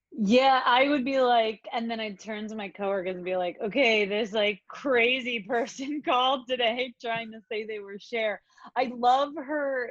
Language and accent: English; East Coast, United States; moved away; I grew up on the East Coast